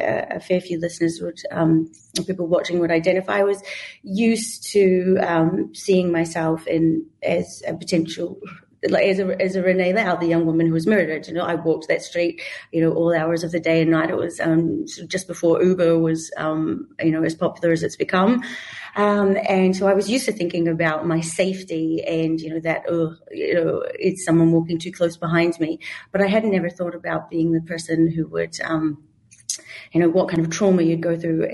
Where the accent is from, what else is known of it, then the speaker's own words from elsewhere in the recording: New Zealand; moved away as an adult; also born or lived in Melbourne, Australia; I'm a New Zealander, but I lived most of my 20s and 30s in Melbourne, Australia